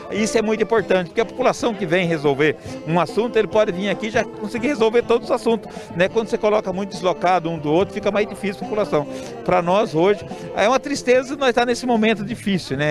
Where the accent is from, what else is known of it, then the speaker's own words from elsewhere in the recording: Sorocaba, São Paulo, Brazil; eu nasci aqui em Sorocaba